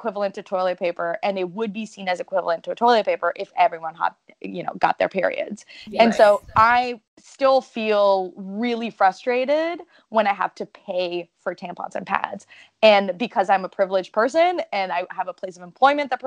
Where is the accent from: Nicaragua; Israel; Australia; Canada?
Canada; first language French; English is a second language